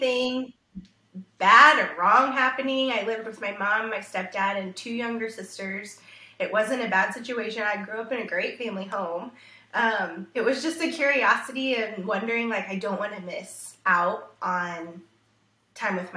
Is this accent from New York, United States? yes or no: no; Arlington, Texas, United States; also born or lived in Houston, Texas / Australia; I grew up in Arlington, Texas, so a city of about 300,000-ish when I was growing up in the DFW Metroplex.